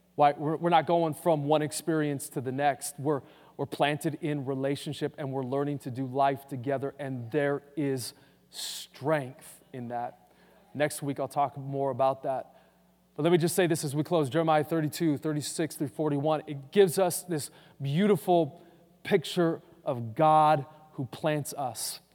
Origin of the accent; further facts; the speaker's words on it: Boise, Idaho, United States; growing up in Boise